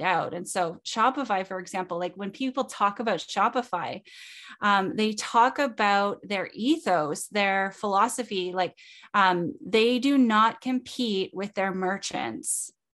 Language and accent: English; Canada; I'm Canadian.